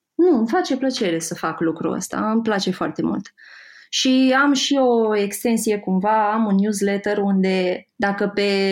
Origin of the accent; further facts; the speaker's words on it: Moldavia, Romania; moved away as an adult; also born or lived in Iași; now in Bucharest, Romania; Eu sunt din Moldova